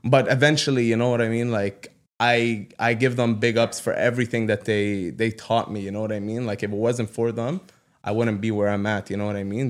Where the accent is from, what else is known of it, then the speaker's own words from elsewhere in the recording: Ottawa, Ontario, Canada; I grew up in Ottawa South